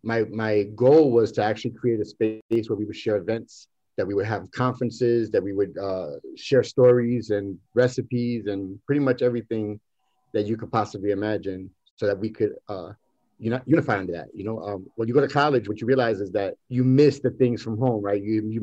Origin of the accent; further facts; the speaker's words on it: New York, United States; also born or lived in Bayamón / Dorado / Loíza; I'm from East New York. I'm from East New York, but I was raised part of my life in Puerto Rico, Bayamón, Dorado, and Loíza.